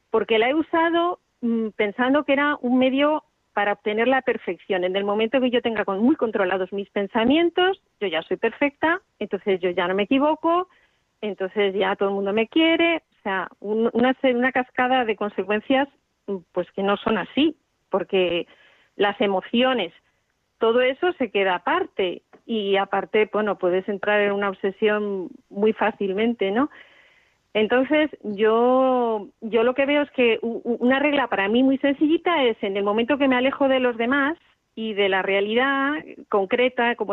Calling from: Toledo, Castilla-La Mancha, Spain; de Toledo, no sé.

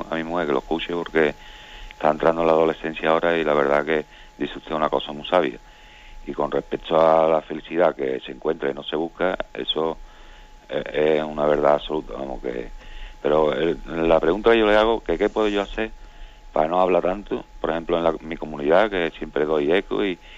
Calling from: Seville, Andalusia, Spain; Buenos días … de Sevilla.

